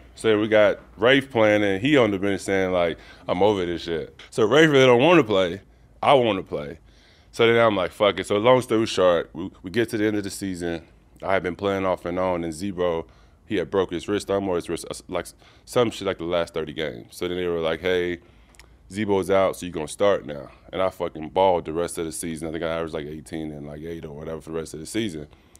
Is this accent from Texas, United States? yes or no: yes; Dallas, Texas, United States; Like my first game was against Dallas, which was kind of cool for me because I'm from Dallas and I played good and shit.